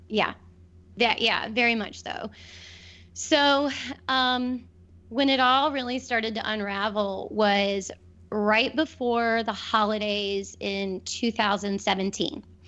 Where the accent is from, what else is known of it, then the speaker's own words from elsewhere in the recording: Wilmington, United States; moved away as an adult; also born or lived in Cleveland; Wilmington is my hometown